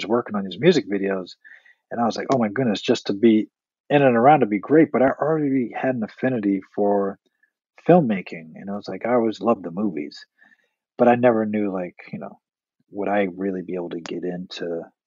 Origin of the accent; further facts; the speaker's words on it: Boston, Massachusetts, United States; moved away; I'm originally from Boston